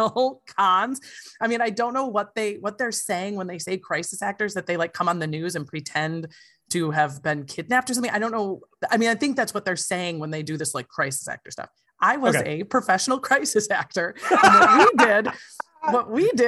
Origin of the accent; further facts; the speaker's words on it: Wisconsin Rapids, Wisconsin, United States; we are driving from Wisconsin Rapids, Wisconsin